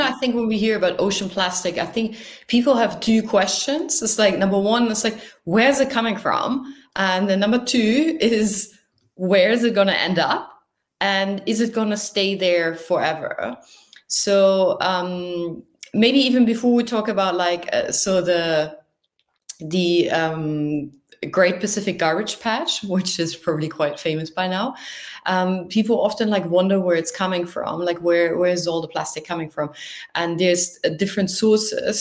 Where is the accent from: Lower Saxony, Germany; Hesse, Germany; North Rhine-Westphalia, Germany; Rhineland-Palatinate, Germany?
Lower Saxony, Germany; near the North Sea on the Dutch border; moved away as an adult; now in Tokyo, Japan; I'm from the north of Germany, close to the North Sea on the Dutch border